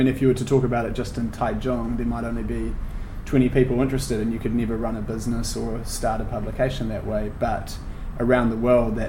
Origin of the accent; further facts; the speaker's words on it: Wellington, New Zealand; local publication focused on a motorway extension in Wellington, which is where we're both from. I'm half from Wellington.